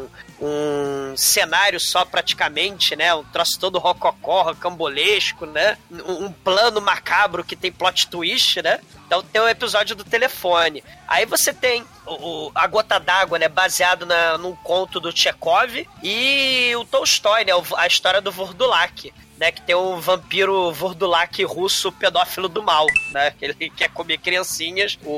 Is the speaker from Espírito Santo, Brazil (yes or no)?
no; São Paulo, Brazil; Não, não, sou da Moca. Eu, eu como na Moca.